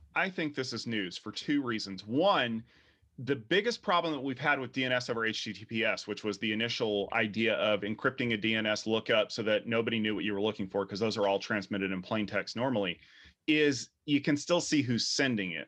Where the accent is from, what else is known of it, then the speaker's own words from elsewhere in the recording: United States; We are American